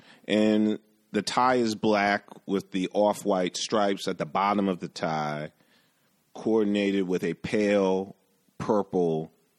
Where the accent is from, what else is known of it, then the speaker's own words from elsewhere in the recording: New York City, New York, United States; I grew up in the West Village.